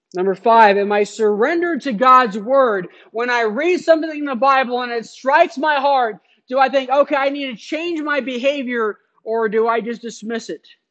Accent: Phoenix, Arizona, United States; moved away; I grew up in Phoenix

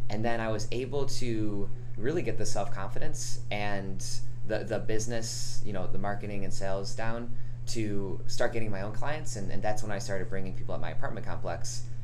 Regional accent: Rochester, New York, United States; now in Sandy Springs, United States; I'm a personal trainer here in Sandy Springs. I've been here for about two years. I came from Rochester, New York, upstate New York.

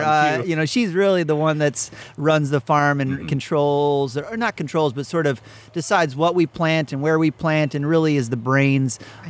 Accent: Wisconsin, United States; also born or lived in Arizona / Utah / California / Idaho; But I grew up most of my childhood in Wisconsin from about 11 to 28.

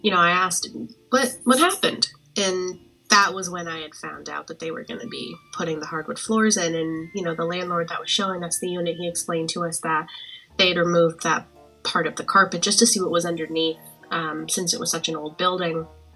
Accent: Boston, Massachusetts, United States; moved away as an adult; now in Connecticut, United States; I am from Boston, Massachusetts, but have been living in Connecticut for the past several years.

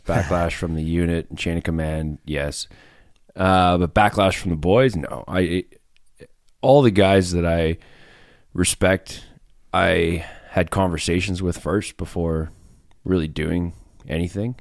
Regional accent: Fishing Lake Métis Settlement, Alberta, Canada; moved away as an adult; I'm from Alberta. I grew up in the middle of nowhere, a little Métis settlement called Fishing Lake Métis settlement.

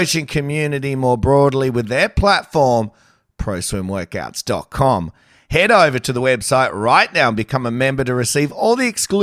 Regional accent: New South Wales, Australia; I'm from New South Wales

